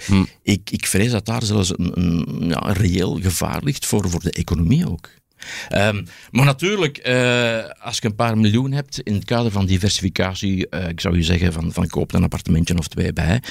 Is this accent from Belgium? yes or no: yes; Belgium; we hebben dan als Belg